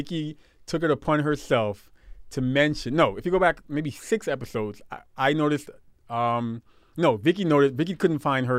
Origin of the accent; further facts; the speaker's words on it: Brooklyn, New York, United States; I'm from Brooklyn.